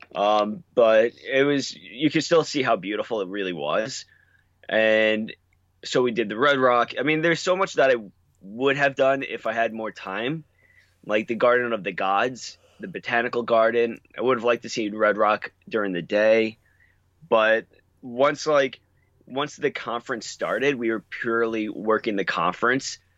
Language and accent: English; New York, United States; I'm from New York